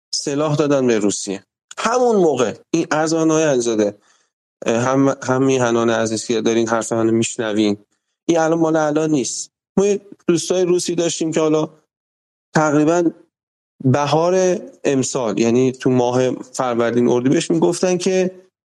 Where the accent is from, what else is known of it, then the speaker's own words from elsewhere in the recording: Iran; ما تو جمهوری اسلامی وقتی هی بزرگ شدیم